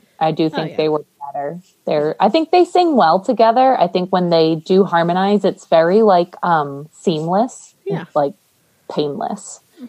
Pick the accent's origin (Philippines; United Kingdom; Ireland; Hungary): Ireland; I'm Irish.